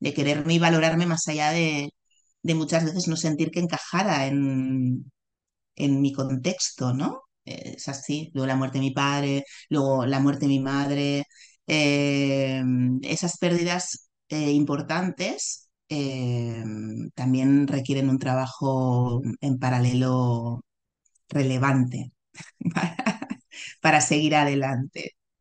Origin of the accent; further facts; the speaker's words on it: Barcelona, Catalonia, Spain; yo nací en Barcelona, en un hospital eh, muy conocido de Barcelona, y allí me quedé